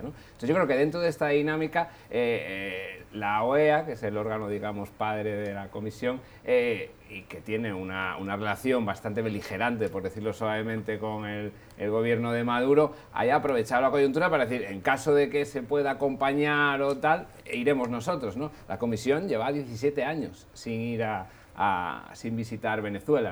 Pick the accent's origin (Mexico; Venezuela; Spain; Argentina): Spain; Asturias; soy del norte de España, de Asturias